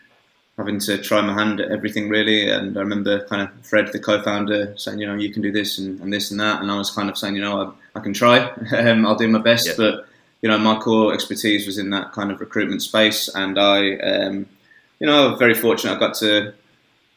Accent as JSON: {"language": "English", "town": "Birmingham", "region": "West Midlands", "country": "United Kingdom", "moved": "as an adult", "lives_now": "Australia", "said": "we're both from Birmingham originally. I've been over here in Australia for almost 10 years now"}